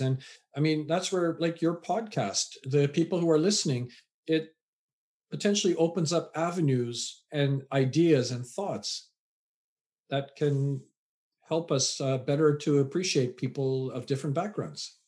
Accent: Vancouver, British Columbia, Canada; also born or lived in England; raised in Canada.

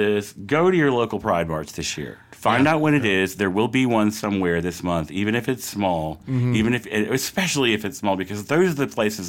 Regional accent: United States; So, I mean, I'm fucking American. Generations born and bred.

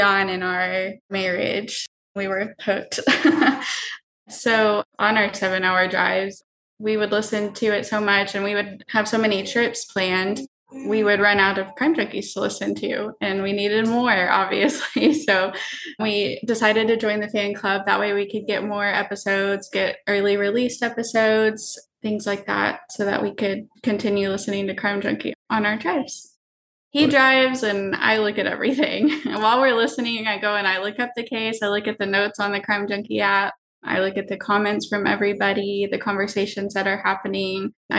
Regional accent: Odessa, Texas, United States; moved away as an adult; now in Bryan College Station, United States; We're both from Odessa. We're high school sweethearts from there. Went to Permian High School. We got married and moved down to the Bryan College Station area of Texas, so 7 hours away from Odessa.

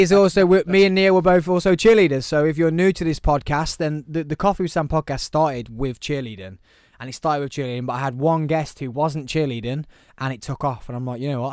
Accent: Birmingham, West Midlands, United Kingdom; also born or lived in Truro, Cornwall; I'm definitely from Birmingham.

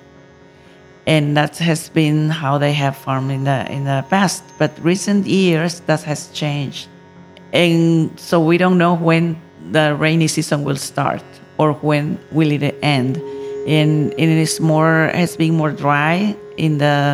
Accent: Nicaragua; I come from Nicaragua, country in Central America

